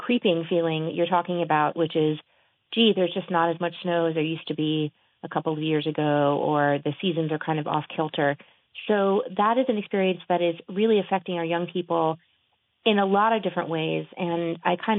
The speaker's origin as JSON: {"language": "English", "town": "New Orleans", "region": "Louisiana", "country": "United States", "tie": "born or raised there", "said": "New Orleans after Katrina, which is my hometown"}